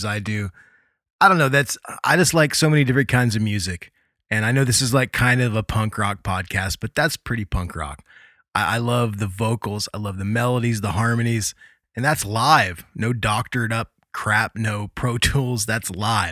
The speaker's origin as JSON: {"language": "English", "town": "Muncie", "region": "Indiana", "country": "United States", "said": "I'm from Muncie, Indiana"}